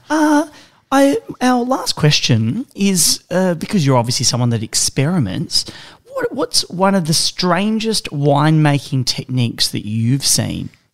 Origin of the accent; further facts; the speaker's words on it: Mornington Peninsula, Victoria, Australia; I'm from the Mornington Peninsula